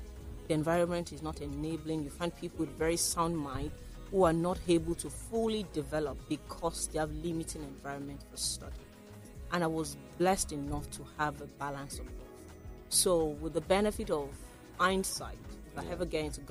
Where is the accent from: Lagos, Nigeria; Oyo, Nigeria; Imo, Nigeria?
Lagos, Nigeria; also born or lived in Ogun Waterside, Ogun State / London; I grew up here in Lagos before I went to school in Ogun State